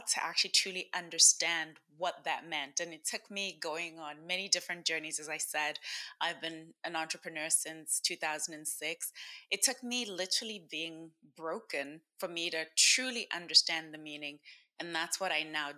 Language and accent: English; Zimbabwe; I am from Zimbabwe. And in our culture, in my country